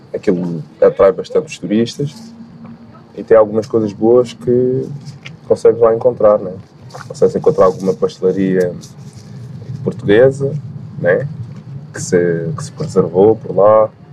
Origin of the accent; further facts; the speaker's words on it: Guinea-Bissau; a minha ancestralidade, enquanto balanta, enquanto guineense, enfim, nascido lá